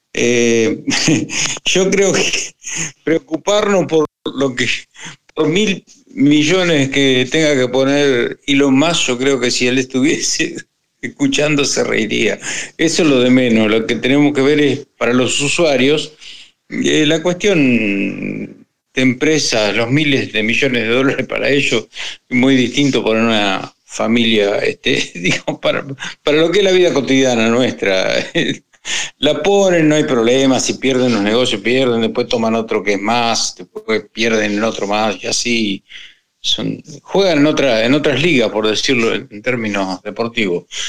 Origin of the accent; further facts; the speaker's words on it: Argentina; soy de Argentina.